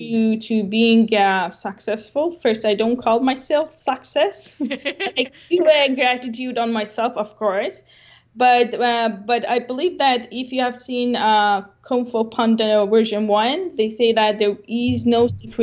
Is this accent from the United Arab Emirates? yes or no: yes; Dubai, United Arab Emirates; English is a second language; also born or lived in Iran; now in Canada; So I born in Iran, I grew up in Dubai.